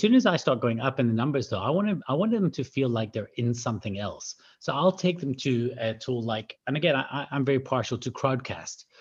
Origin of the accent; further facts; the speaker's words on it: Scotland, United Kingdom; moved away; also born or lived in South Africa; I'm from Scotland originally